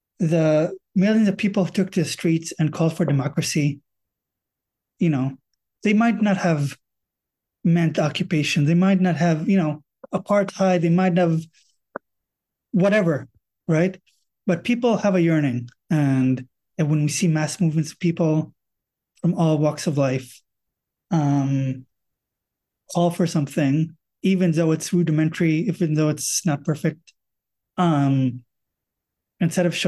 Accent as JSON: {"language": "English", "country": "Israel", "tie": "born or raised there", "said": "growing up in the Israeli education system, which prepares you to do the army and not go to college"}